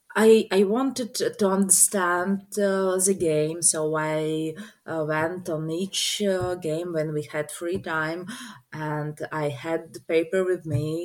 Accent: Riga, Latvia; i'm from riga riga is the capital of latvia

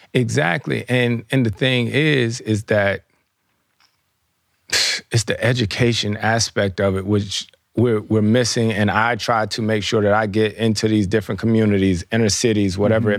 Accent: the South, United States; moved away; I grew up in the South

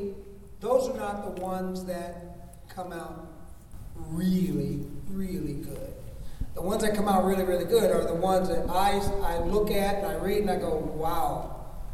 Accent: Alabama, United States; moved away; I'm originally from Alabama, so I just slide right into that kind of stuff. That whole vernacular is sort of in the back of my head all the time

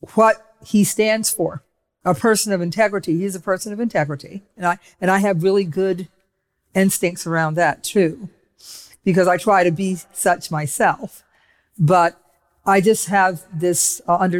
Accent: Cleveland, Ohio, United States; I was growing up in Cleveland, Ohio

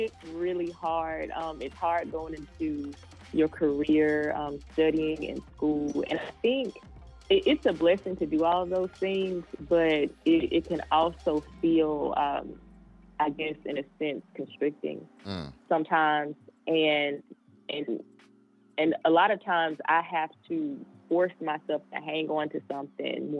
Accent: Vicksburg, Mississippi, United States; I was born in Vicksburg, Mississippi

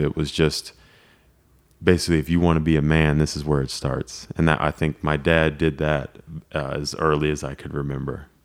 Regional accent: Lake Elsinore, California, United States; moved away as an adult; we grew up in Lake Elsinore

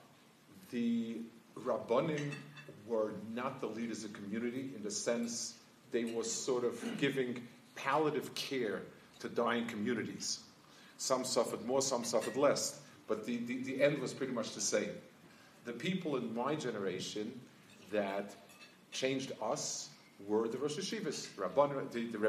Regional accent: New York, United States; moved away as an adult; also born or lived in Jerusalem; I grew up in New York, the Lower East Side. I was there until I finished high school, and then I was in Yerushalayim for 25 years.

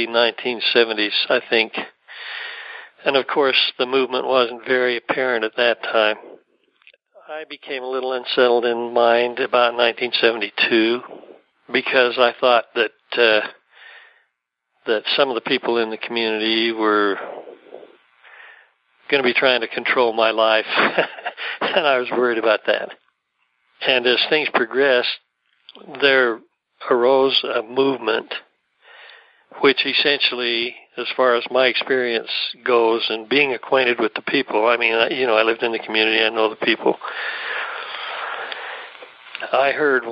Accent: Salt Lake City, Utah, United States; also born or lived in Ogden, Utah; I was born in Ogden, Utah in 1937.

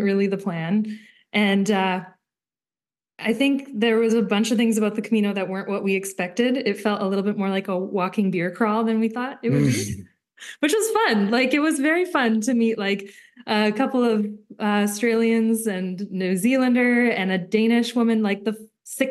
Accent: Smithers, British Columbia, Canada; also born or lived in Victoria; now in Terrace, Canada; I grew up in Smithers

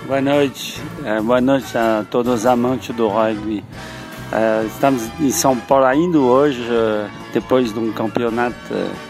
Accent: Paris, Île-de-France, France; now in Brazil; nós somos originários de Paris, hein? e nos anos 70, eh, 60, Paris não tinha rugby, hein? o rugby chegou bem depois. E como nós emigramos no sul, a paixão do rugby chegou naturalmente.

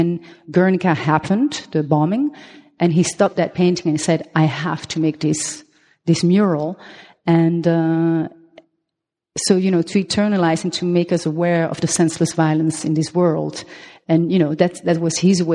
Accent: Belgium; accent: French; first language French; English is a second language; also born or lived in Colombia; now in Amsterdam, Netherlands; I am half Belgian, half Colombian. Therefore, I have this, Latin name. But my mother tongue is French. That's the accent you hear

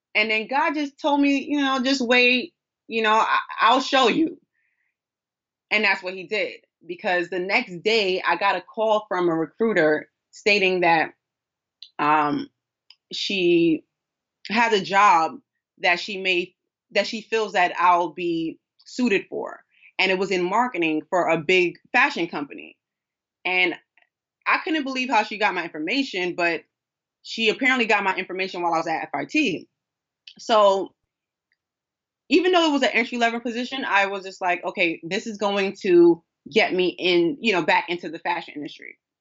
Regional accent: New York City, New York, United States; a daughter of a king, who was born and raised in Brooklyn, New York

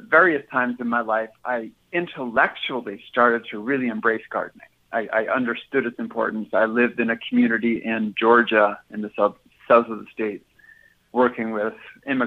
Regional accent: a small town outside of Vancouver, British Columbia, Canada; now in Minnesota, United States; I grew up in a small town outside of Vancouver.

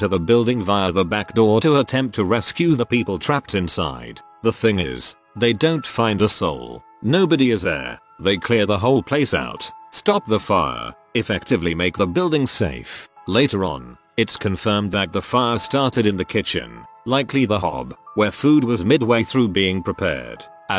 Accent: Russia; Similar story from my growing up in Russia, sort of big town, had a university nearby as well.

